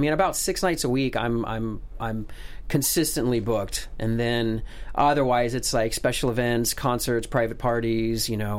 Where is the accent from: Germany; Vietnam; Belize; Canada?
Germany; moved away; also born or lived in United States; Yeah. I was born in the States. {S0} Okay. {S2} But I grew up in Germany. My father was he's an engineer.